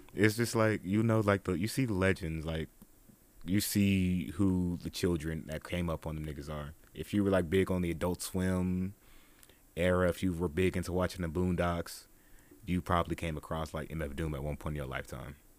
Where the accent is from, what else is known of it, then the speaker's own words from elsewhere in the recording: Dallas, Texas, United States; I'm from Dallas